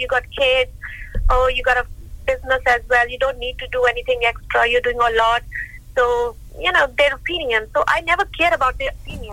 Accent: Jalandhar, Punjab, India; moved away as an adult; now in United Kingdom; I'm born and brought up in India, beautiful state Punjab and beautiful city called Jalandhar.

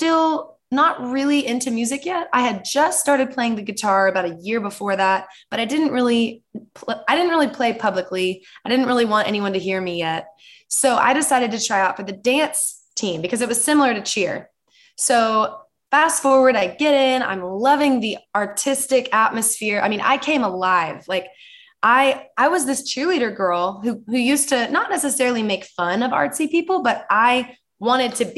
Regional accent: Dallas, Texas, United States; I grew up in Dallas, Texas.

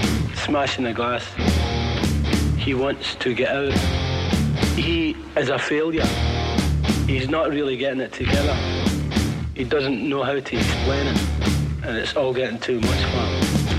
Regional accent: Glasgow, Scotland, United Kingdom; speaking. If my accent sounds a little bit strange to you, that's because I come from Glasgow, which is in Scotland.

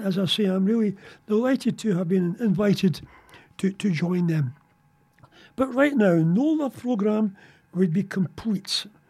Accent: England, United Kingdom; moved away as an adult; also born or lived in Ayrshire, Scotland; Now, I'm not Aragonian. I was born in Ayrshire. I was brought up in England. And my claim to fame down there was I was in the Air Cadets.

